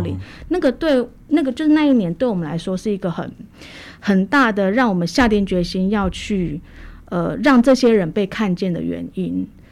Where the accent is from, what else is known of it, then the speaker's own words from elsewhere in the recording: Taichung, Taiwan; also born or lived in Hualien; 那我回到台中，我家乡是台中人。九二一当天我人在台中